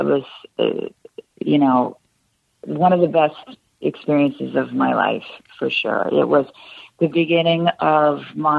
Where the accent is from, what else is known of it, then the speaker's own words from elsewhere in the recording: Canada; But as a Canadian, there's an extra obstacle in literally having papers